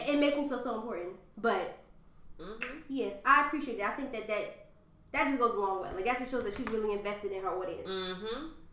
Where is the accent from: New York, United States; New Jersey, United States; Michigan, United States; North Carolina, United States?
New Jersey, United States; Bloomfield; also born or lived in Orange, New Jersey; I moved to Bloomfield when I was in fourth grade, so that makes me, what, like 9 or 10